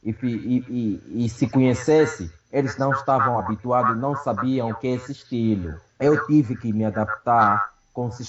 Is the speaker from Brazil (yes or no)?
no; Luanda, Luanda Province, Angola; moved away as an adult; now in Cape Town, South Africa; Eu sou de Luanda, sou de Luanda, praticamente vivo na Vila Alice. Yeah, não, vivia na Vila Alice, porque eu me considero agora que não vivo mais ali, vivo aqui no capital, mas sou de Luanda, da Vila Alice.